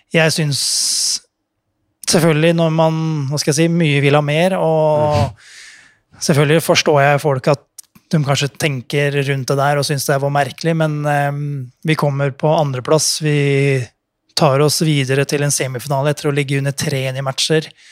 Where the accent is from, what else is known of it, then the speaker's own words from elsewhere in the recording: Fredrikstad, Østfold, Norway; Jeg er fra Fredrikstad